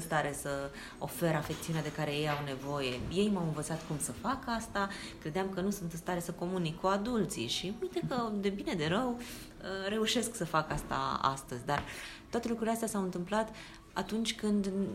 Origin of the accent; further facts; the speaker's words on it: Bucharest, Romania; Eu veneam din Bercen. Bercen este un cartier mărginaș al Bucureștiului